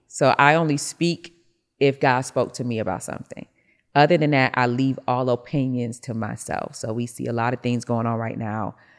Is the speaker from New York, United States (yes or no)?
yes; Rochester, New York, United States; I'm from Rochester, New York, so I had a snow shoveling business